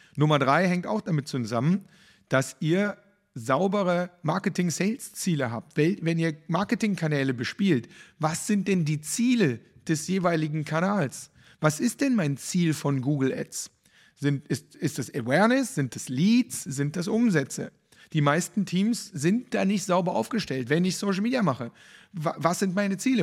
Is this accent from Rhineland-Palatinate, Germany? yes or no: no; Cologne, North Rhine-Westphalia, Germany; für mich als Kölner